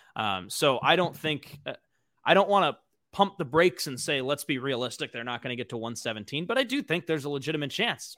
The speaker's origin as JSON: {"language": "English", "town": "Los Angeles", "region": "California", "country": "United States", "tie": "born or raised there", "also_born_or_lived": "Arizona", "said": "born and raised in L A, I'm from the San Fernando Valley"}